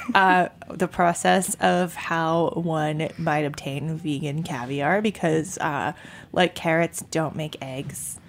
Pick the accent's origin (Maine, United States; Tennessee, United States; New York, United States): Maine, United States; moved away; I'm from Maine